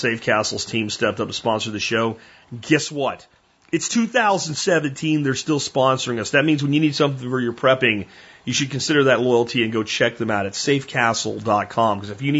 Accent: United States; As an American

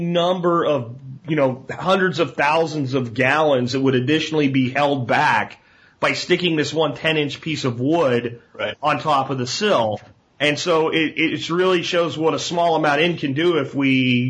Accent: Pennsylvania, United States; where I grew up in Pennsylvania

